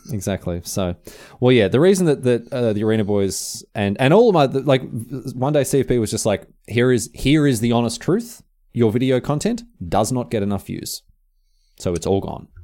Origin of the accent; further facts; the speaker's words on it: Australia; moved away as an adult; I'm moving back to Australia